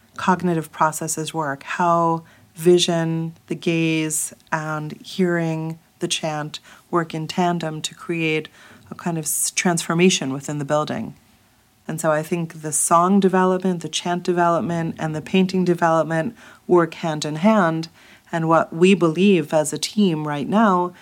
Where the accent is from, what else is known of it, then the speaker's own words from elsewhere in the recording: New York, United States; also born or lived in Thessaloniki, Greece; I grew up in New York